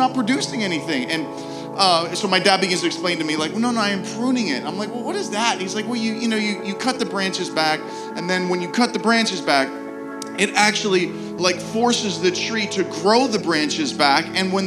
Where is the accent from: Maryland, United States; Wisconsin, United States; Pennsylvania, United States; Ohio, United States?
Pennsylvania, United States; Pittsburgh; moved away; I'm from Pittsburgh